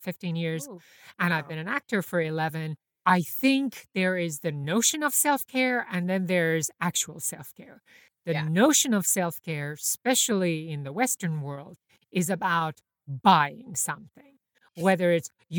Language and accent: English; Iran; now in New York, United States; I grew up in Iran during the 80s